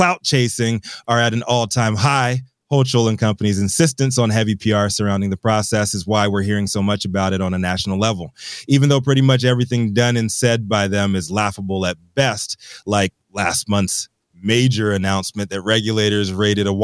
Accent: East Coast, United States; moved away; grew up on the East Coast

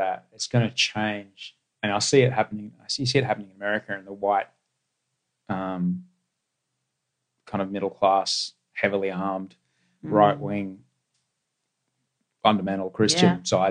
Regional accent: Queensland, Australia; I grew up in Queensland and then I went to a white middle class public school

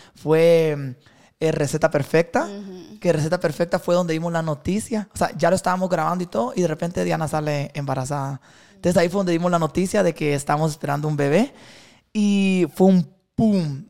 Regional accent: Puerto Barrios, Izabal, Guatemala; Yo soy de Puerto Barrios, chaval. Ajá, entonces yo vivía en Barrio El Rastro

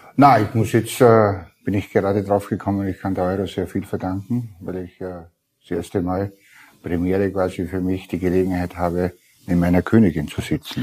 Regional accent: Burgenland, Austria

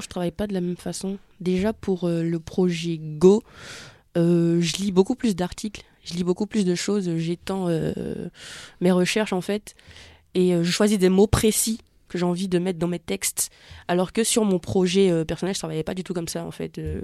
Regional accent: Benin; moved away; quand j'étais petite, parce que j'ai grandi au Bénin

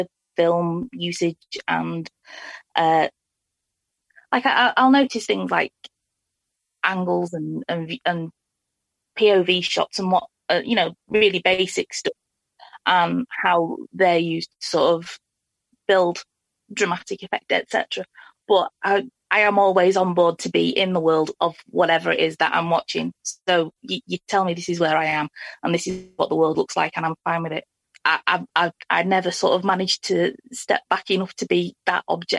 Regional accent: near Liverpool, North West England, United Kingdom; I grew up, you know, near Liverpool.

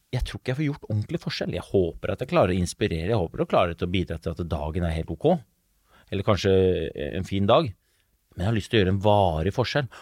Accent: Oslo, Norway; Jeg vokste opp eh, på Brobekk i Groruddalen.

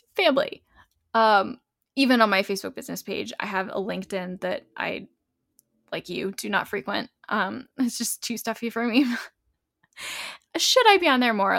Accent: New England, United States; moved away; I'm from New England

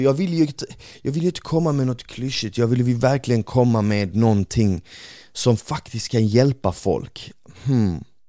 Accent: Malmö, Skåne, Sweden; also born or lived in Bosnia; när jag växte upp på Rosengård

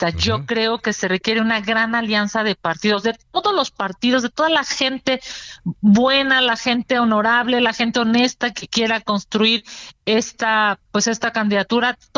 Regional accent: Mexico City, Mexico; Yo soy 100% chilanga, nací en la Ciudad de México, aquí estudié, aquí he trabajado toda mi vida, fui al CCH Vallejo, a la Facultad de Derecho, a la Universidad Panamericana a hacer mi maestría

